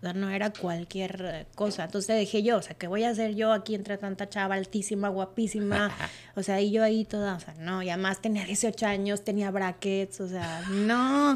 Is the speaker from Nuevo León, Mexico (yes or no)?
yes; Monterrey, Nuevo León, Mexico; moved away as an adult; yo soy de Monterrey, Nuevo León